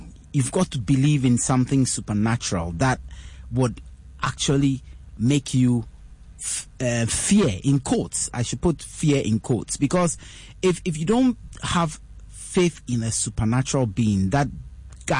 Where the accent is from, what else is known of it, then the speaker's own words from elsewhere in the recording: Ghana; I'm born, bred, raised, schooled, fully educated in Ghana